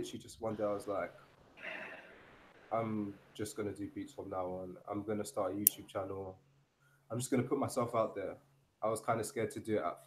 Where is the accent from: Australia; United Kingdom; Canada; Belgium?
United Kingdom; London; moved away as an adult; now in Seville, Spain; I'm from London, England originally. Right now I'm living in Spain. I'm living in Sevilla